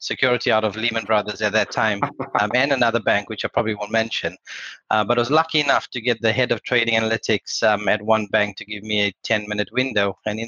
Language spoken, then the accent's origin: English; South Africa; I'm South African and I was a graduate with no experience around that time. My accent has evolved, by the way, through time, which is good.